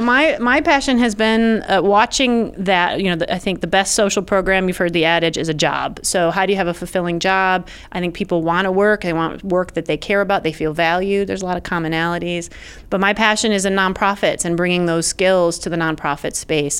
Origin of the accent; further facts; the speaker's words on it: Brighton, New York, United States; also born or lived in Wayne County, New York; we relocated, and I grew up in Brighton.